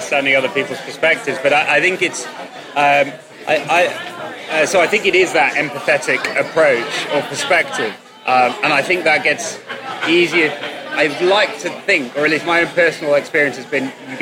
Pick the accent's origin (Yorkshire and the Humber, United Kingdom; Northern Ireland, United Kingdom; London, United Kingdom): Yorkshire and the Humber, United Kingdom; Bradford; I'm from Bradford